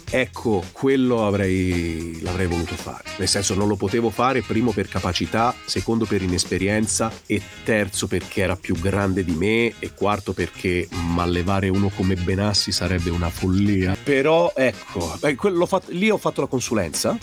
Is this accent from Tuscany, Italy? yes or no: yes; Tuscany, Italy; in Toscana, io sono toscano.